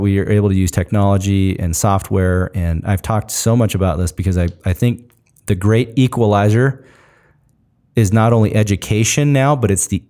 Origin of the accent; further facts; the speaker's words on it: Washington, United States; I grew up in Eastern Washington where all of it is all farm labor.